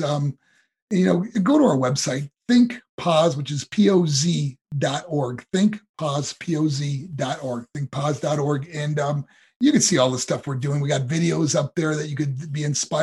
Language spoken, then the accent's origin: English; New York, United States; moved away as an adult; also born or lived in Colorado Springs, Colorado; my hometown in New York